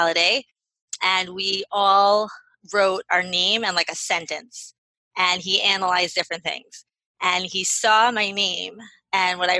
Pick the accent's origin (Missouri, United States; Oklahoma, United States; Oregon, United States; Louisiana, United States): Missouri, United States; St. Louis; moved away as an adult; also born or lived in Israel; now in Baltimore, United States; I am originally from St. Louis. I'm now 37. Me and my family, we live in Baltimore, Maryland. I have lived in Israel when we first got married. We lived there for 6 years.